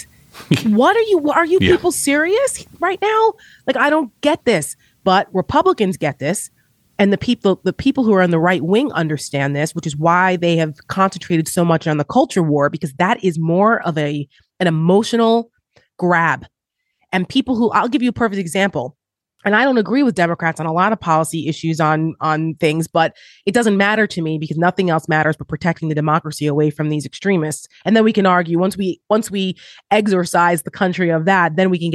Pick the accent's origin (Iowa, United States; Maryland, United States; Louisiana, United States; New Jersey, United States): New Jersey, United States; Paramus; I grew up in Paramus, New Jersey, in Bergen County, New Jersey, 15 minutes outside of New York City